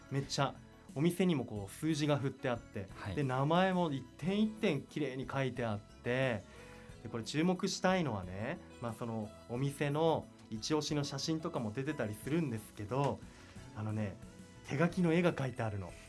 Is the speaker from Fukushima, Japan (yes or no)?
no; Mibu, Tochigi, Japan; 自分は壬生町になります